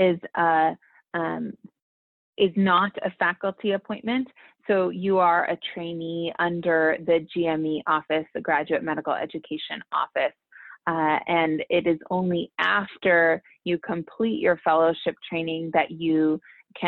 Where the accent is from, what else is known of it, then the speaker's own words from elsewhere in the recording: California, United States; also born or lived in El Salvador (mother) / India (father); I decided to leave my home state of California to pursue my undergraduate work